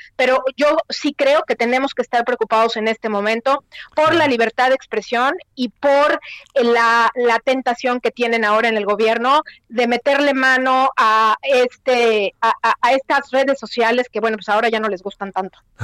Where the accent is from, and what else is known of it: Mexico; moved away as an adult